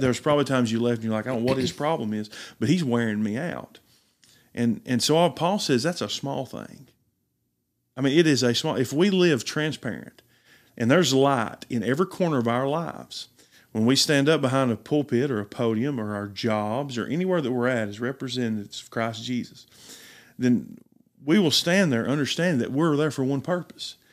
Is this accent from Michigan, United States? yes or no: no; Riceville, Tennessee, United States; Riceville, Tennessee, born and raised in McMahon County